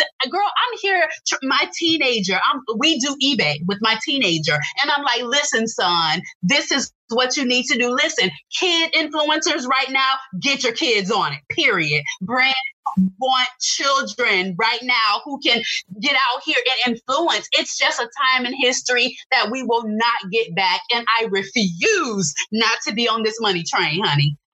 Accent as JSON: {"language": "English", "town": "Tampa", "region": "Florida", "country": "United States", "tie": "born or raised there", "lives_now": "Orlando, United States", "said": "And I'm from Tampa, born and raised in Tampa."}